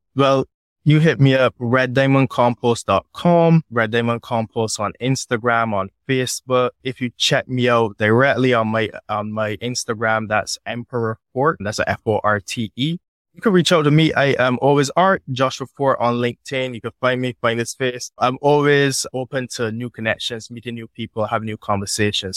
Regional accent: Barbados; I grew up on the West Coast of Barbados

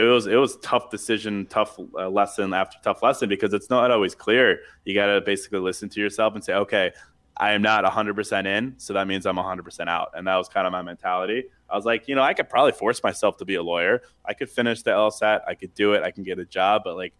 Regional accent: Charlottesville, Virginia, United States; I mean, I grew up in Charlottesville, Virginia. I went to a really small school. There was like 72 people in my senior class, so really small.

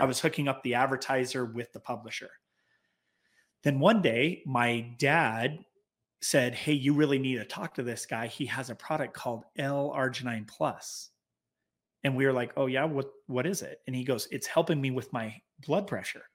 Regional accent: Clearfield, Utah, United States; we were basically born and raised in Clearfield, Utah, just south, uh, north of Salt Lake City.

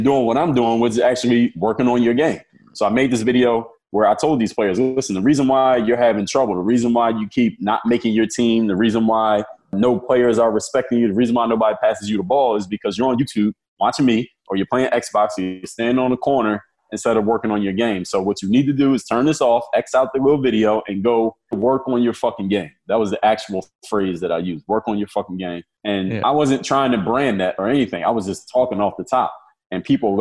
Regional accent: Philadelphia, Pennsylvania, United States; now in Miami, United States; I'm from Philadelphia, Pennsylvania, born and raised there. I live in Miami, Florida now

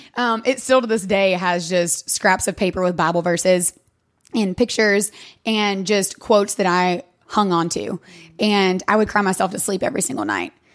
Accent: Sevierville, Tennessee, United States; moved away as an adult; now in Knoxville, United States; I'm from Sevierville

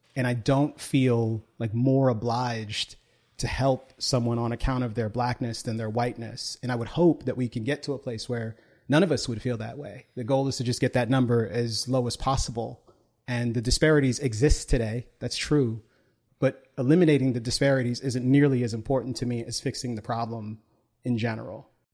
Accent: United States; I was, was born here, but I also take my citizenship very seriously

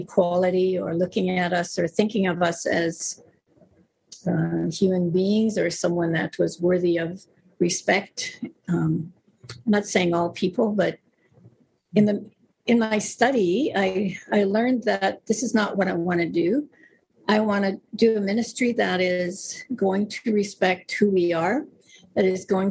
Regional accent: Mistawasis Nehiyawak, Saskatchewan, Canada; now in Delta, Canada; I'm from the Mistawasis Nehiyawak, which is in Saskatchewan.

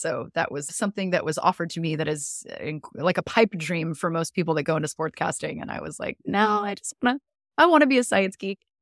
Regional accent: Southern California, United States; moved away as an adult; now in Florida, United States; originally I'm from Southern California, but I'm currently living in Florida, in the U S

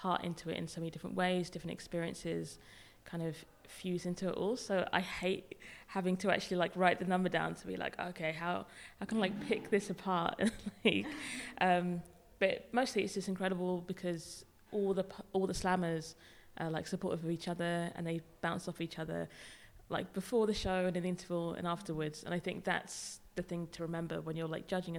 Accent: Devon, South West England, United Kingdom; moved away as an adult; now in Bristol, United Kingdom; I actually grew up in Devon

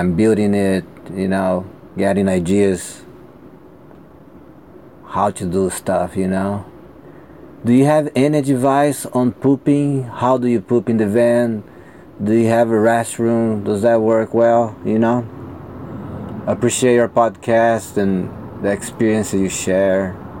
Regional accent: Brazil; now in United States; I am from Brazil, and I currently live in the U.S.

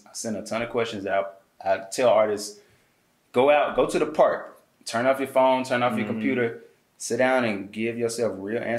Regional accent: Birmingham, Alabama, United States; moved away as an adult; also born or lived in Atlanta, Georgia; I'm from Birmingham, smallest city

